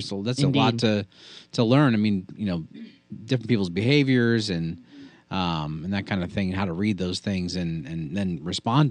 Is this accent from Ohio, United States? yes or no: yes; Columbus, Ohio, United States; also born or lived in Houston, Texas; now in Louisville, United States; I actually grew up in Columbus, Ohio.